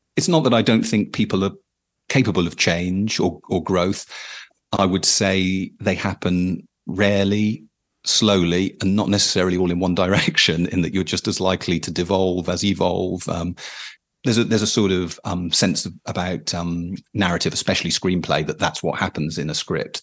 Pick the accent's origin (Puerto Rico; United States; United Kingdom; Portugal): United Kingdom; as a British person